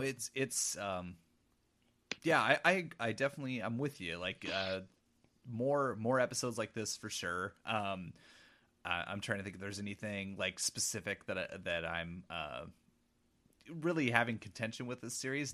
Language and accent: English; Pacific Northwest, United States; growing up in the Pacific Northwest, like, I, I live currently forty minutes away from, uh, where Twin Peaks is shot